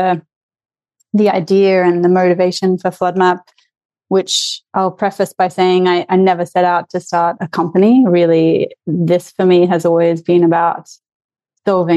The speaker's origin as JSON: {"language": "English", "area": "near Brisbane", "region": "Southeast Queensland", "country": "Australia", "tie": "born or raised there", "said": "I grew up in Southeast Queensland, near Brisbane, Australia"}